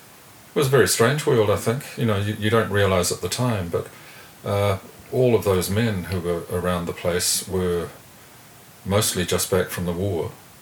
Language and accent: English; Wallacetown, Southland, New Zealand; moved away as an adult; also born or lived in Invercargill / Otago / United Kingdom; now in Wellington, New Zealand; I remember growing up in Wallacetown and in other pubs around Southland and Otago